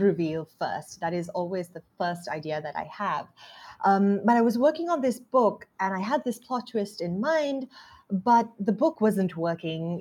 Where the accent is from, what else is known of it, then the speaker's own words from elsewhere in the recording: Sri Lanka; growing up in Sri Lanka